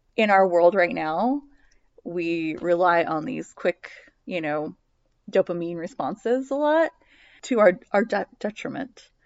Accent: United States

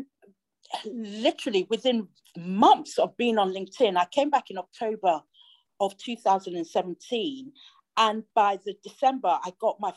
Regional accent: Nigeria; moved away; I grew up with him in Nigeria

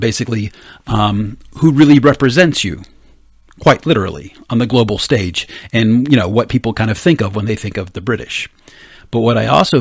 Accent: United States; as an American

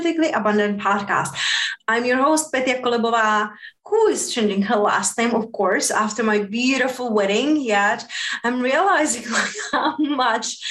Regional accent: Southern Moldova, Moldova; also born or lived in Spain; now in United States; I'm coming from Southern Moldavia

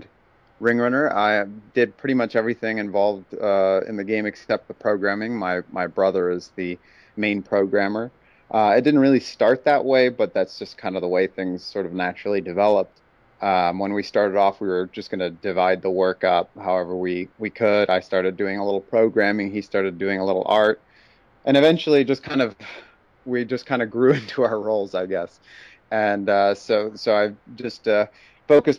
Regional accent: Texas, United States; also born or lived in Mexico; I live in Dallas, Texas currently, and grew up in Texas my whole life. I was born in Mexico

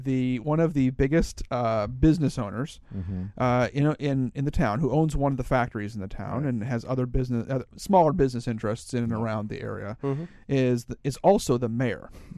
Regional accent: Pioneer, Ohio, United States; moved away; Pioneer is a small town in the very northwest corner of Ohio. It's where I grew up. And it's about a mile from Michigan and about 10 miles from Indiana. It's right in the corner.

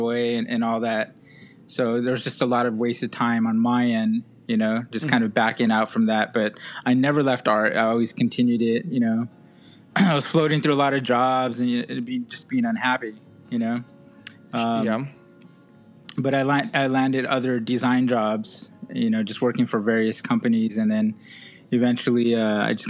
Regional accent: West Covina, California, United States; also born or lived in La Puente, California; I grew up in West Covina, but this is where I live right now

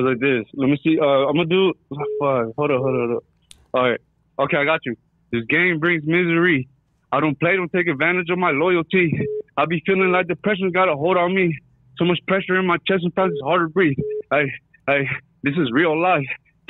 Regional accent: Seattle, Washington, United States; Hey, I'm an artist from Seattle, Washington, bro.

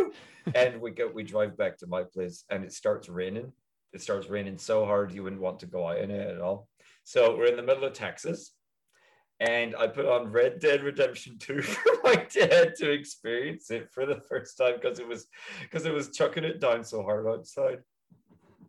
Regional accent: Coleraine, Northern Ireland, United Kingdom; moved away as an adult; also born or lived in Belfast; now in United States; I'm from Coleraine, specifically.

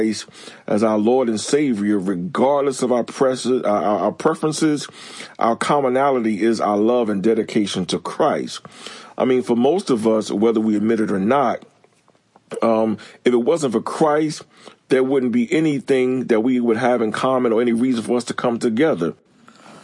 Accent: Newark, New Jersey, United States; also born or lived in Irvington, New Jersey; now in Clayton, North Carolina, United States; I grew up in Irvington and Newark, New Jersey, with a predominantly Black neighborhood

